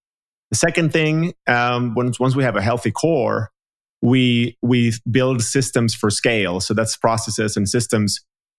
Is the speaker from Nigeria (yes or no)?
no; Finland; And like I'm from Finland, so from the Nordic region, mostly pan-European clients.